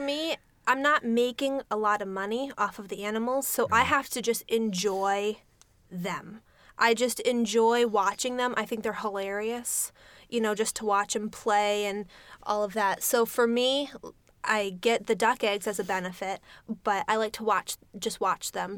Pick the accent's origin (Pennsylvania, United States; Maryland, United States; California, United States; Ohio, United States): California, United States; now in Connecticut, United States; I grew up in California where I had a postage stamp of land. And then, you know, we came out here and discovered ticks